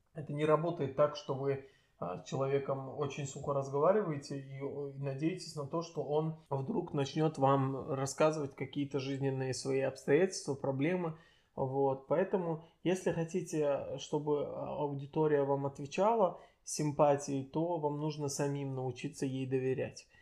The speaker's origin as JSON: {"language": "Russian", "country": "Azerbaijan", "said": "я азербайджанец для многих, э, а точнее Талыш"}